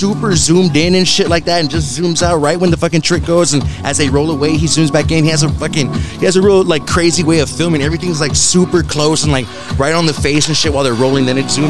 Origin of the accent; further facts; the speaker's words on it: Elsa, Texas, United States; I'm from Elsa